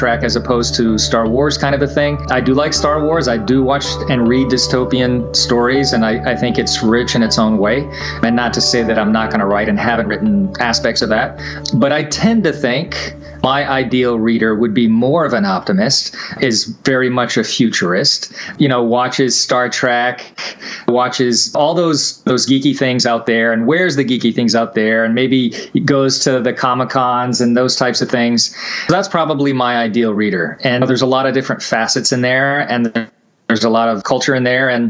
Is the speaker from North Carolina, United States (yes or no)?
yes; Charlotte, North Carolina, United States; also born or lived in Virginia / Kentucky; I was born in Virginia, lived in Kentucky, and then, you know, grew up in Charlotte, North Carolina